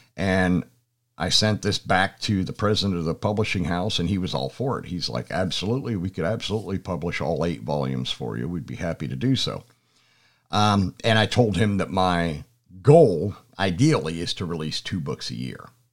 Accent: Pennsylvania, United States; moved away as an adult; now in Georgia, United States; I'm originally from Pennsylvania

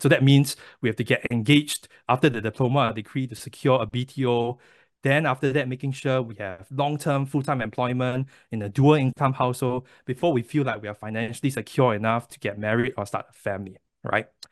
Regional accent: Singapore; moved away as an adult; now in United States; I was born and raised in Singapore

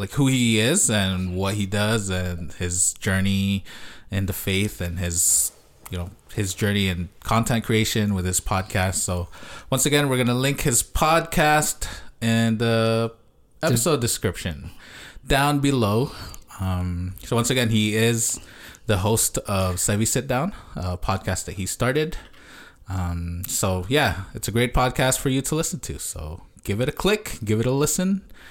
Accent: Canada; We're from Canada

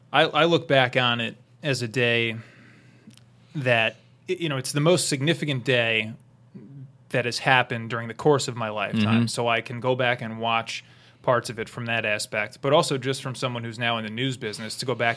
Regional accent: New Jersey, United States; we're from New York, I mean, mm-hmm. from Jersey, but right. I say I'm from New York

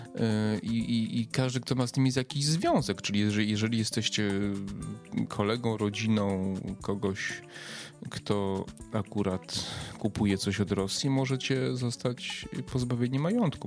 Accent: Przemyśl, Subcarpathian Voivodeship, Poland; Ja z Przemyśla pochodzę. Mój dom rodzinny jest jakieś może 5-6 kilometrów od Medyki.

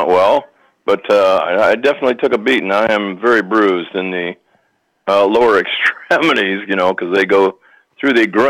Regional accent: Jackson, Michigan, United States; I grew up in Jackson, Michigan on Bates Street

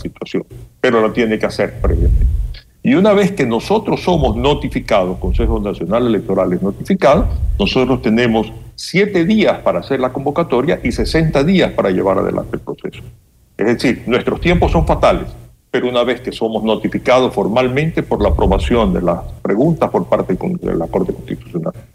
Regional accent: Ecuador; nosotros como ecuatorianos

